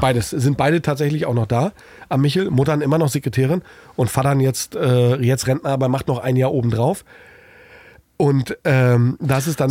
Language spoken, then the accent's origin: German; East Germany, Germany; moved away; als Ossi